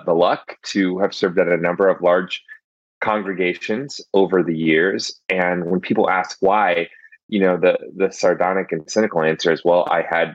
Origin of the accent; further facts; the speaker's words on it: Chicago, Illinois, United States; I'm from Chicago